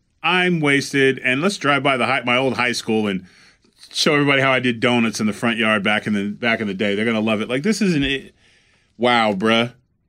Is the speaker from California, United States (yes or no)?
yes; Pasadena, California, United States; My hometown